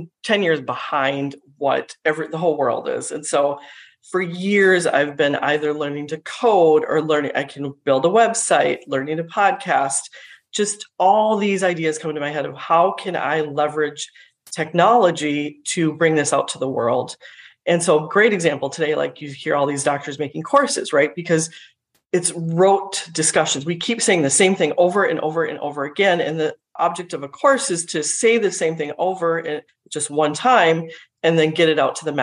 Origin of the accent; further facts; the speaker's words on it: Minnesota, United States; also born or lived in India; I was born in India, but grew up in Minnesota itself